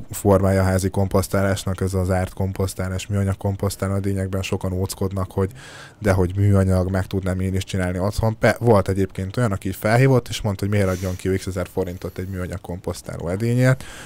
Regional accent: Szabolcs-Szatmár-Bereg, Hungary; én is szabolcsi gyerek vagyok

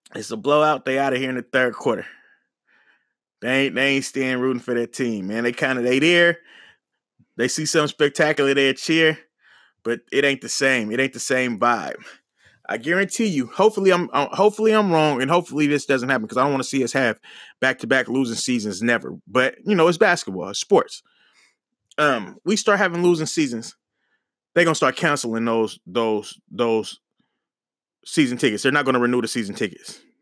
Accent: Oakland, California, United States; I'm from Oakland, from the Bay

